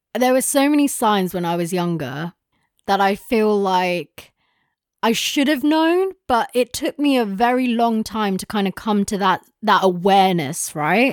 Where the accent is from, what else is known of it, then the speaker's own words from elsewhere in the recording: London, United Kingdom; we grew up in London